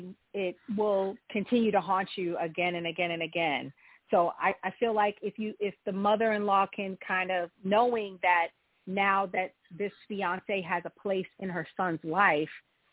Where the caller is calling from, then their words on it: Providence, Rhode Island, United States; I'm calling from Providence, Rhode Island.